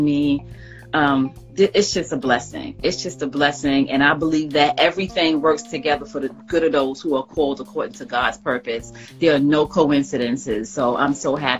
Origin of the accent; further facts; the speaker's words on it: New York City, New York, United States; now in Atlanta, United States; I live in Atlanta, Georgia. I am from the South Bronx, New York